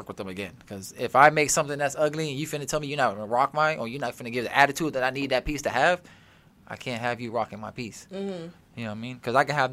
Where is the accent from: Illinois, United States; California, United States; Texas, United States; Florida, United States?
Florida, United States; Orlando; I grew up in Orlando, so. Like, all I know is Orlando